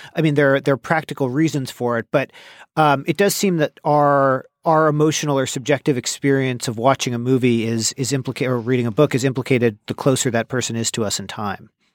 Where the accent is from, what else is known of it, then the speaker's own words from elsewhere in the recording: Bay Area, California, United States; growing up in the Bay Area